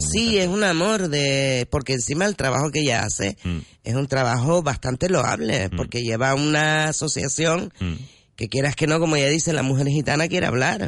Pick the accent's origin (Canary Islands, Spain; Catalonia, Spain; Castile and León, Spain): Canary Islands, Spain; Gran Canaria; Y yo soy canariona de pura cepa